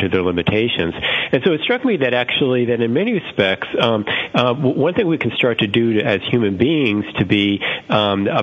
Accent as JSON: {"language": "English", "region": "South Florida", "country": "United States", "tie": "born or raised there", "moved": "yes", "said": "I grew up in South Florida, and down there, this was quite a number of years ago, it's an area which is prone to hurricane risks"}